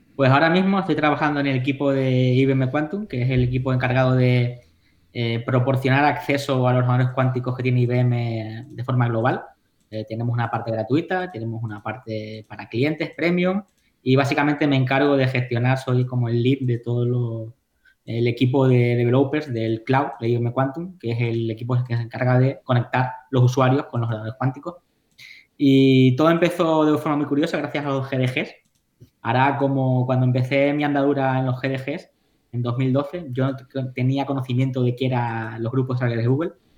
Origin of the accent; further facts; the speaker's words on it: Tenerife, Canary Islands, Spain; moved away as an adult; now in New York, United States; yo soy de Tenerife